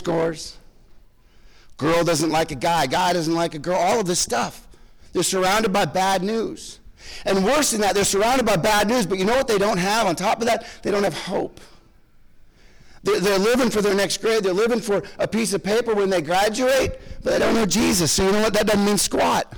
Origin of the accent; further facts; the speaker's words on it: Connecticut, United States; moved away as an adult; also born or lived in Jacksonville, Florida; I was born and raised in Connecticut.